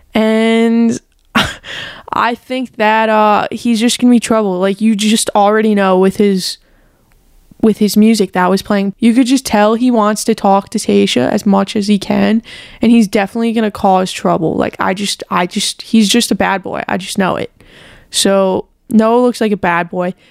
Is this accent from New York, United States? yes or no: yes; New York, United States; I am also from New York